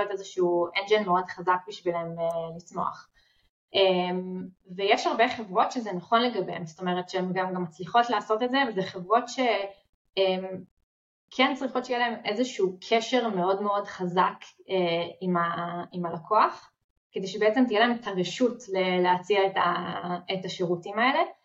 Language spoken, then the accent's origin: Hebrew; Israel; אנחנו ישראלים